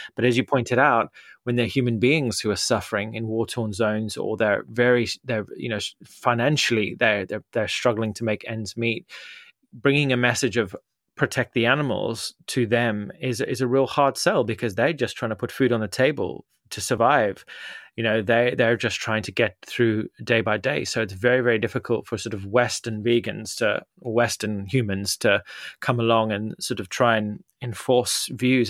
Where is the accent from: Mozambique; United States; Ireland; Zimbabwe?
Zimbabwe; now in United Kingdom; I grew up in Zimbabwe